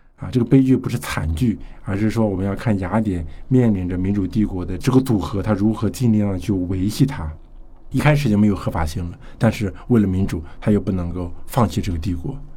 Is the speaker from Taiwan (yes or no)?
no; China; 并且是和我们中国人时空上距离非常遥远的一个地方所发生的一场战争啊